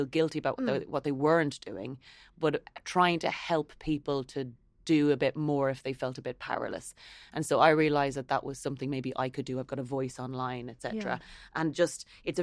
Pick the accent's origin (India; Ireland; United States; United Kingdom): Ireland; I think we all have as Irish people is being conscientious